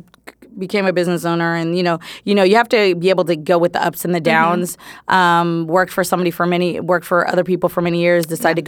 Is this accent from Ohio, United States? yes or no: no; San Francisco Bay Area, California, United States; moved away as an adult; now in Los Angeles, United States; I think I'm from the Bay. Yay. Shout out to the Bay Area.